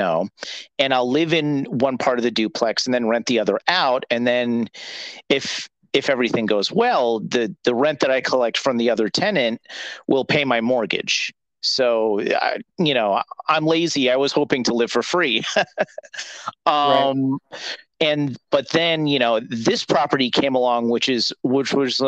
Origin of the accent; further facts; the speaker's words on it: Mid-Hudson Valley, New York, United States; I'm from the Mid-Hudson Valley, where my parents still are